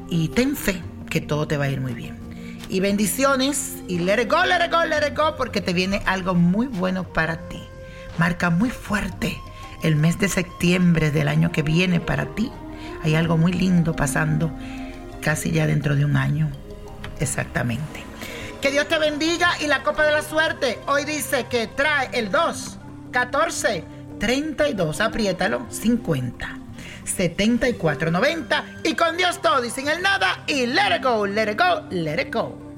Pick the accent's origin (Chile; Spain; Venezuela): Venezuela; soy de Venezuela